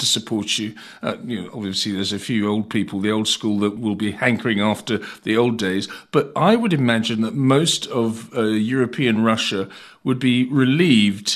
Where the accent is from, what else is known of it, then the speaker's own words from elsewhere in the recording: United Kingdom; the UK, in particular, as my home country